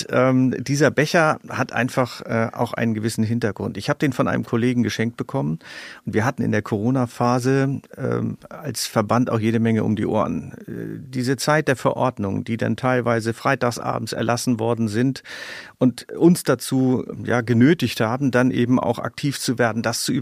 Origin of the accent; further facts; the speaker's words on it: Germany; moved away; also born or lived in Schleswig-Holstein (Baltic coast); Ich bin an der Nordsee geboren und äh, lebe an der Ostsee